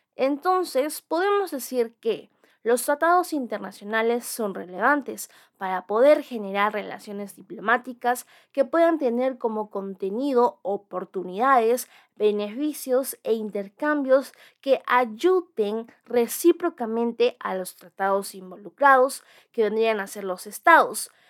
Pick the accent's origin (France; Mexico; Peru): Peru; nuestro Estado peruano